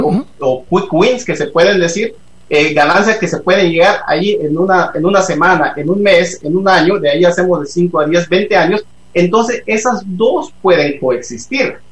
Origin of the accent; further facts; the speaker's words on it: Guatemala; moved away; yo me fui de Guatemala no porque Guatemala me expulsó, fueron las circunstancias, las que habían, las que me, me, me, me hicieron ir pero como cualquier guatemalteco yo amo a este país